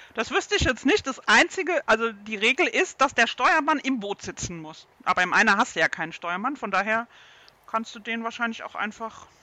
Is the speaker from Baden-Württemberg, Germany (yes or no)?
yes; Baden-Württemberg, Germany; bei uns in Baden-Württemberg